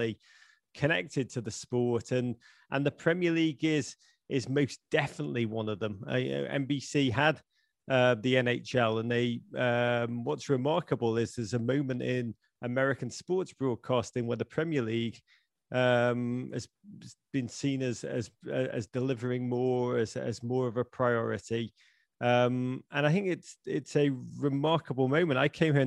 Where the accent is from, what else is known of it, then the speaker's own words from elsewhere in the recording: Liverpool, North West England, United Kingdom; moved away as an adult; now in United States; I'm a boy from Liverpool who came to America in the early 1990s